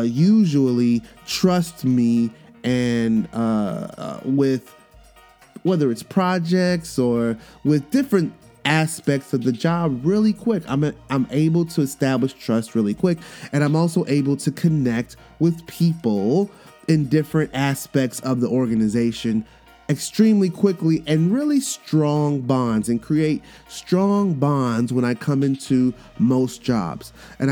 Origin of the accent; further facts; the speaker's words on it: New York, United States; also born or lived in Miami, United States; growing up as a military brat and spending my, you know, growing up in New York in the hood and then spending my summers in Miami and then having this international background that I have, this Caribbean background, cultural background